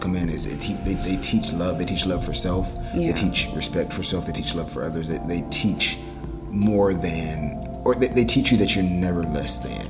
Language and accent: English; Durham, North Carolina, United States; also born or lived in Charlotte; I grew up in Durham.